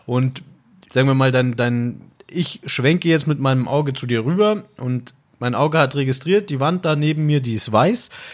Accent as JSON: {"language": "German", "region": "Bavaria", "country": "Germany", "tie": "born or raised there", "also_born_or_lived": "Austria (ancestry) / Munich", "said": "ich bin ja halber Österreicher, aber ich bin geboren und aufgewachsen hier in Deutschland."}